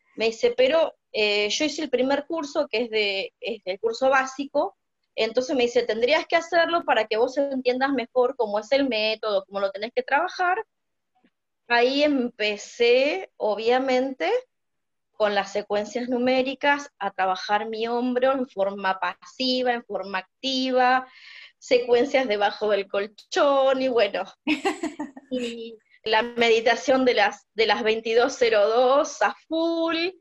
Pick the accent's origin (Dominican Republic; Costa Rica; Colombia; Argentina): Argentina; Buenos Aires; moved away as an adult; now in Mar del Plata, Argentina; vivo en Argentina, en Buenos Aires viví hasta mis 52 años.